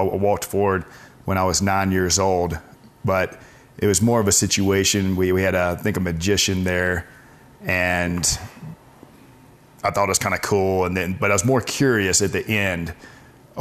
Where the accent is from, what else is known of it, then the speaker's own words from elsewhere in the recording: Birmingham, Alabama, United States; grew up in Birmingham, Alabama